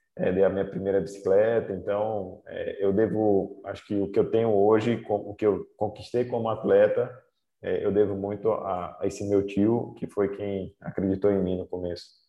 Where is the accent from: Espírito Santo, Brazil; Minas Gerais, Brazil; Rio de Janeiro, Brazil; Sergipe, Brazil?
Sergipe, Brazil; Aracaju; born or raised there; moved away as an adult; also born or lived in Sobral, Ceará / Italy